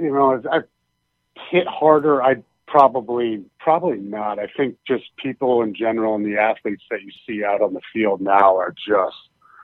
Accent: Pennsylvania, United States; moved away; also born or lived in Iowa / Boston; I grew up in Pennsylvania.

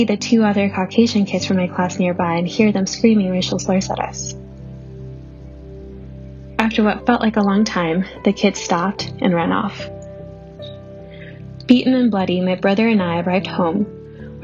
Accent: north of Chicago, Illinois, United States; English is a second language; also born or lived in Guadalajara, Mexico; I was born in Guadalajara, Mexico. In 1986, when I was 4 years old, my family moved to an immigrant community north of Chicago that is nicknamed Little Mexico

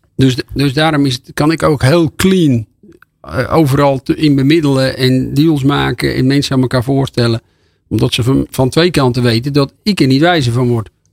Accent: Volendam, North Holland, Netherlands; Ik kom uit Volendam

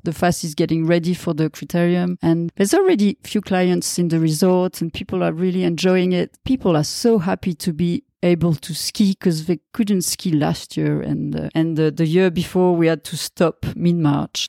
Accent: Val d'Isère, Auvergne-Rhône-Alpes, France; English is a second language; I'm born and raised in Val d'Isère, and I'm really happy to live here now all the time

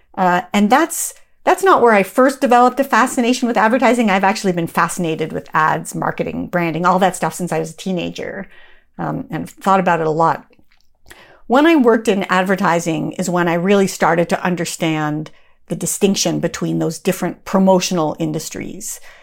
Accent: Canada; moved away; I'm from Canada originally

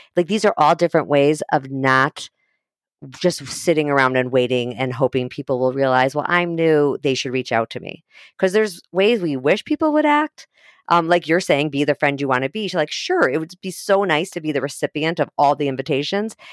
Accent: Highland Park, Illinois, United States; moved away; I grew up in Highland Park

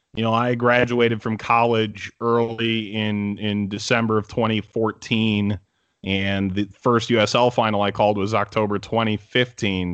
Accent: Cleveland, Ohio, United States; moved away as an adult; now in New York City, United States; I grew up in Cleveland

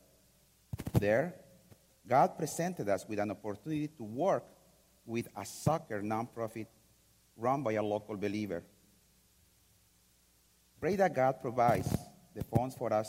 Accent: Mexico; I am from Mexico

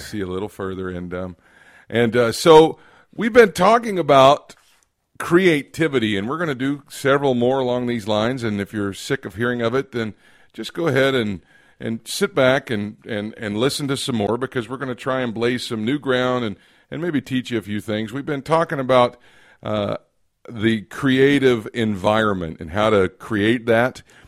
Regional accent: Kentucky, United States; I'm from Kentucky

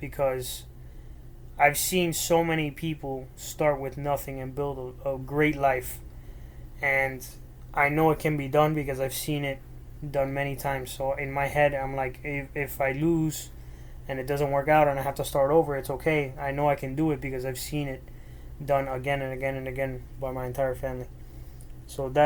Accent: Miami, Florida, United States; first language Spanish; English is a second language; I was born and raised in Miami

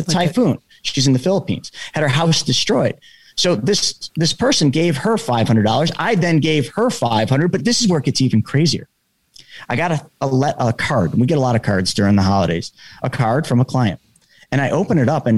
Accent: New York, United States; I'm from New York

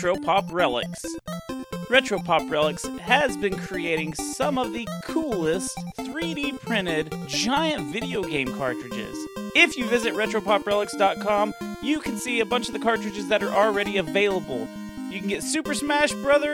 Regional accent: United States; I'm from the United States land

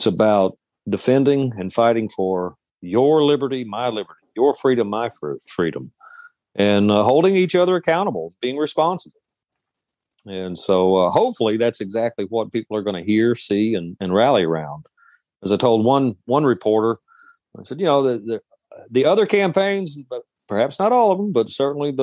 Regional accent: Shelby County, Alabama, United States; also born or lived in Birmingham, Alabama / Springville, Alabama; we find ourselves in Alabama. I grew up in Shelby County.

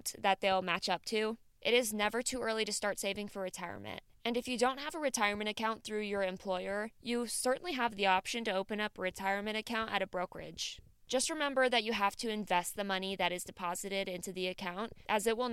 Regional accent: Midwest, United States; I'm from the Midwest

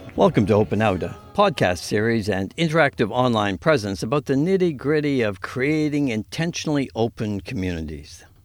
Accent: Winnipeg, Manitoba, Canada; born or raised there

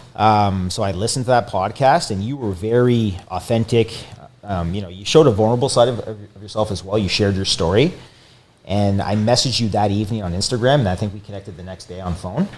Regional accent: Windsor, Ontario, Canada; I came back home from Windsor originally

